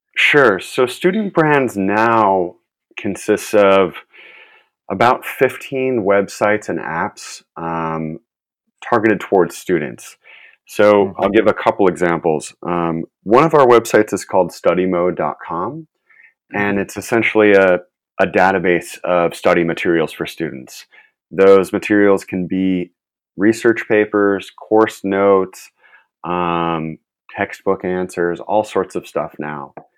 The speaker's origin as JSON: {"language": "English", "town": "Chicago", "region": "Illinois", "country": "United States", "tie": "born or raised there", "moved": "as an adult", "lives_now": "Los Angeles, United States", "said": "I'm originally from the Chicago area. I grew up in, okay. in the suburbs there"}